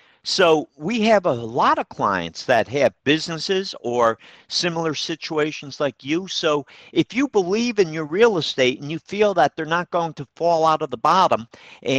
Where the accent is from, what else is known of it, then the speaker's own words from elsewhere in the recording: Troy, United States; Troy, I you know, that's my hometown, near and dear to my heart